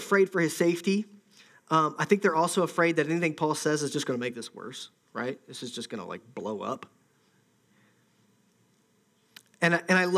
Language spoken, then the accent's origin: English; Ohio, United States; I'm from Ohio